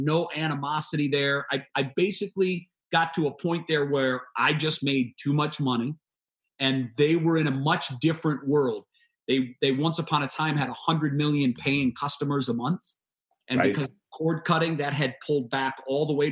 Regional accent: Sandusky, Ohio, United States; now in Cleveland, United States; So I still get to taste my hometown and see all of my friends and family there.

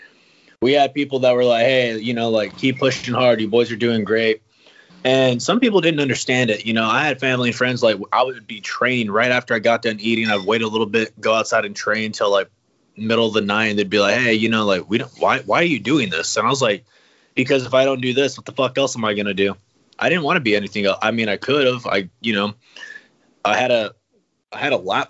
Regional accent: Humble, Texas, United States; born and raised

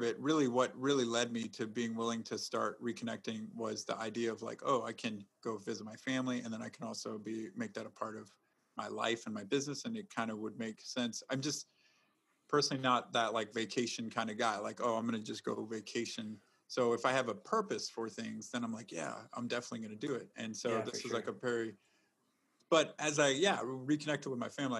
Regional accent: South Texas, United States; moved away; also born or lived in Chicago; I was born in South Texas.

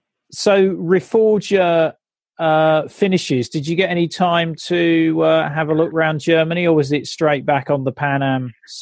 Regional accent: United Kingdom; because I'm British

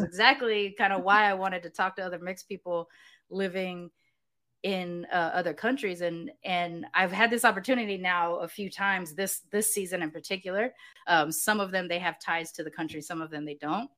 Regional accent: Southern California, United States; moved away as an adult; now in Mexico; growing up in Southern California

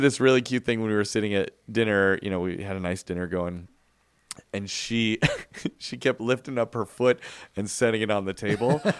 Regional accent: Chicago, Illinois, United States; When I grew up in Chicago, the church that I went

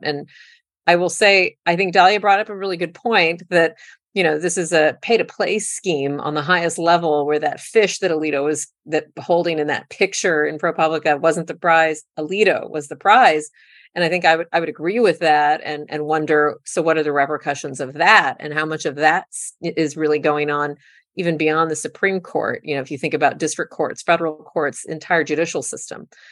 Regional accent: South Texas, United States; South Texas, my hometown of Texas

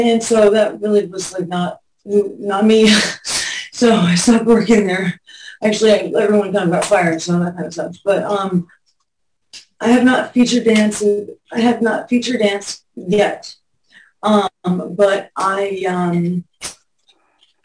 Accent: Pasadena, California, United States; also born or lived in Hollywood; I grew up in Pasadena and moved to Hollywood

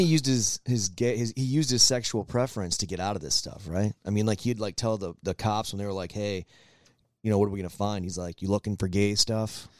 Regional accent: Michigan, United States; moved away; I grew up in the North, I grew up in Michigan

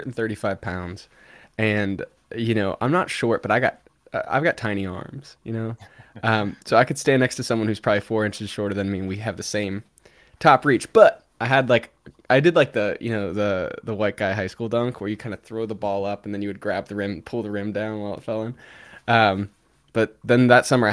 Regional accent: Cincinnati, Ohio, United States; moved away; Cincinnati, my hometown

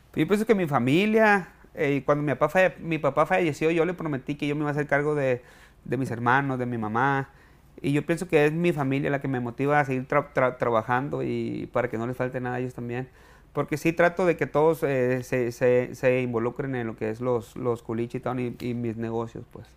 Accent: Villa Juárez, Sinaloa, Mexico; moved away as an adult; also born or lived in Culiacán, Sinaloa / Riverside, California; now in United States; Yo viví toda mi juventud en, Villajuárez, Juárez, Campo Gobierno, y eh, me fui a estudiar mercadotecnia a Culiacán

